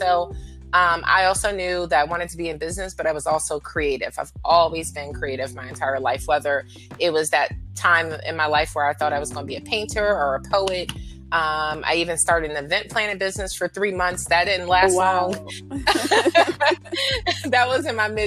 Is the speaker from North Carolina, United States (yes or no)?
yes; Fayetteville, North Carolina, United States; now in Philadelphia, United States; I grew up in Fayetteville, North Carolina.